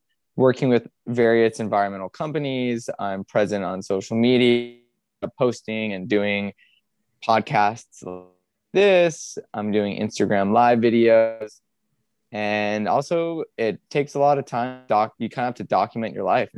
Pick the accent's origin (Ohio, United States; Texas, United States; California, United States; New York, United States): California, United States; San Diego; I grew up in San Diego, California